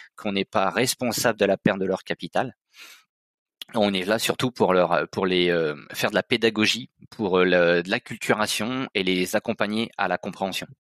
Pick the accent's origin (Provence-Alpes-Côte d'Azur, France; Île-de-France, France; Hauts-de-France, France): Hauts-de-France, France; Nord-Pas-de-Calais; moved away as an adult; now in Auvergne-Rhône-Alpes, France; Je suis originaire du Nord-Pas-de-Calais et donc je m'étais déplacé pour les études.